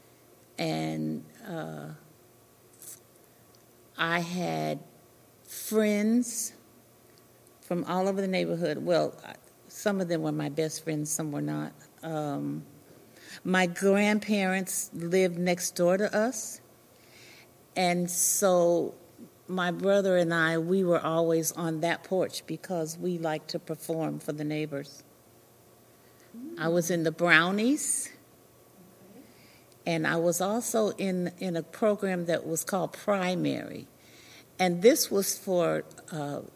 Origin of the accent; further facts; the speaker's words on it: Ogden, Utah, United States; moved away as an adult; now in Cincinnati, United States; I grew up in Ogden, Utah.